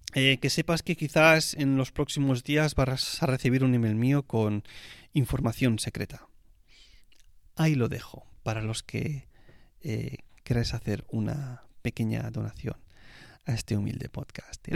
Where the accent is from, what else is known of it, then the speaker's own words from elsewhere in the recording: Spain; como español que soy